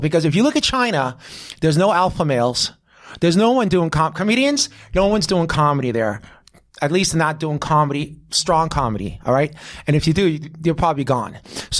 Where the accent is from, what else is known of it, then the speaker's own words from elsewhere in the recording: Israel; moved away; I'm from Israel